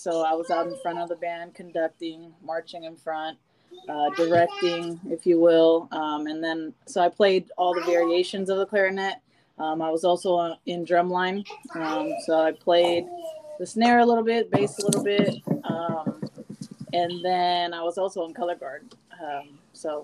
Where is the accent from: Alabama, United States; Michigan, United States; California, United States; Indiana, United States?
California, United States; Bay Area; now in Las Vegas, United States; I grew up in the Bay Area